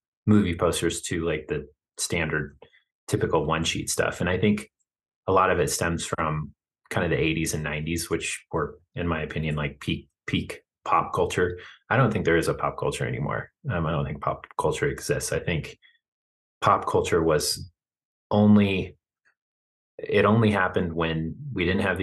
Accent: Kearney, Nebraska, United States; moved away as an adult; now in Fort Collins, United States; born in Kearney and raised in Kearney. So like I was in my hometown going to school

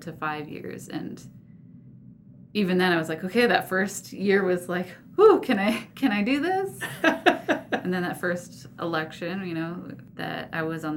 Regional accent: New Jersey, United States; also born or lived in Washington, D.C. area; I was born in the D.C. area and then moved to New Jersey and grew up mostly in New Jersey

